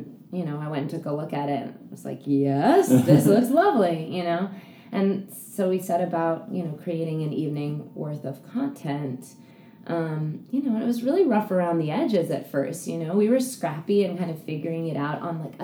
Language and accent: English; New York City, New York, United States; I grew up on the Upper West